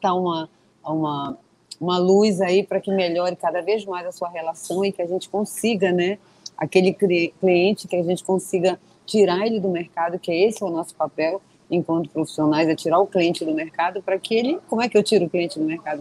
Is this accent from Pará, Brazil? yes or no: yes; Belém, Pará, Brazil; Eu sou de Belém do Pará, para quem não sabe, eu estou aqui no norte do país